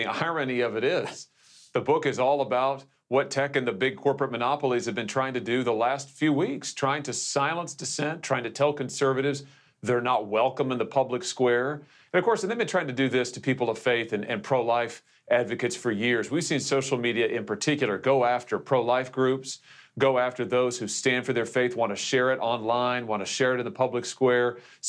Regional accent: Missouri, United States; I just think of the many folks in my home state, Mike, in Missouri

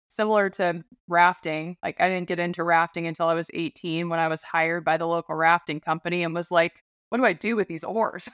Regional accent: Alaska, United States; born or raised there

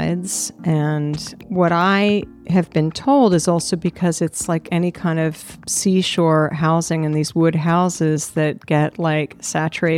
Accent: New York City, New York, United States; I grew up in New York City

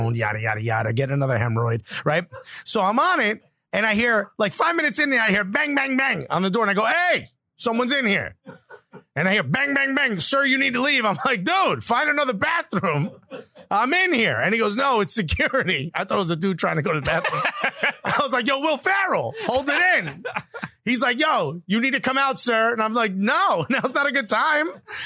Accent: Newark, United States; I grew up in Newark.

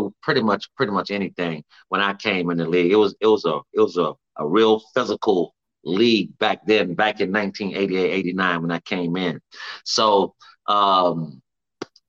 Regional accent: Florida, United States; moved away as an adult; also born or lived in Texas; I'm from Florida

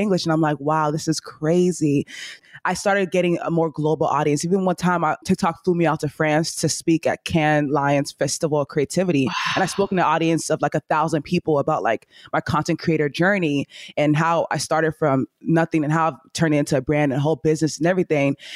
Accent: Nigeria; accent: Nigerian; I say things in my Nigerian accent

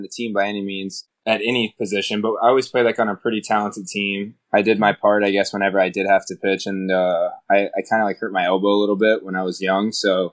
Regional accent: Tampa, Florida, United States; I grew up in Tampa, Florida

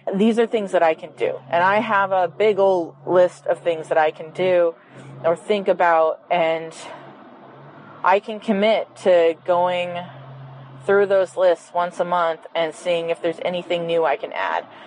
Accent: Quebec, Canada; I'm from Quebec in Canada

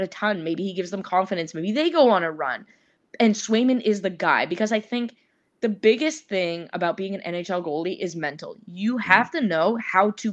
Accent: Toronto, Ontario, Canada; I'm from Toronto

